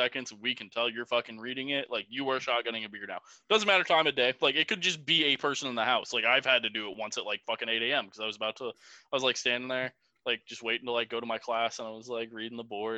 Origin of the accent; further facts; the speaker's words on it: Illinois side, United States; moved away; I'm from the Quad Cities